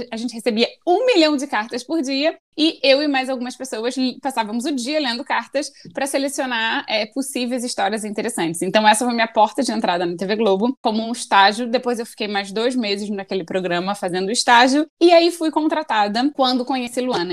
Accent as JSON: {"language": "Portuguese", "region": "Rio de Janeiro", "country": "Brazil", "tie": "born or raised there", "moved": "as an adult", "lives_now": "Vancouver, Canada", "said": "Eu sou muito carioca também, nascida e criada no Rio de Janeiro."}